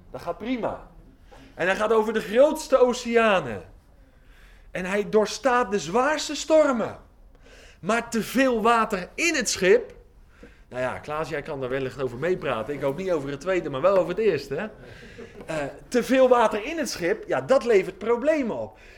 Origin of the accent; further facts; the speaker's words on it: Oldenbroek, Gelderland, Netherlands; now in Giessen, Netherlands; Eh, ik woon hier in Giezen, dat is een beetje Brabant. Maar ik kom van de Veluwe.